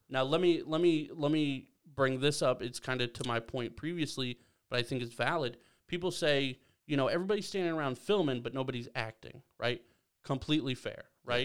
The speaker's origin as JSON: {"language": "English", "town": "Belleville", "region": "Ohio", "country": "United States", "tie": "born or raised there", "moved": "yes", "said": "growing up in Belleville"}